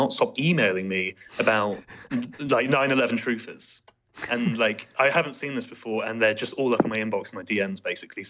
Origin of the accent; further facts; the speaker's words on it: United Kingdom; as a Brit